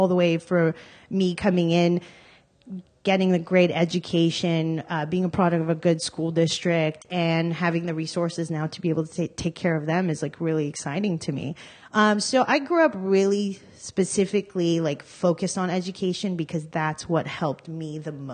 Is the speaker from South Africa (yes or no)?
no; Armenia; now in Los Angeles, United States; I was born in Armenia when it was still under Soviet rule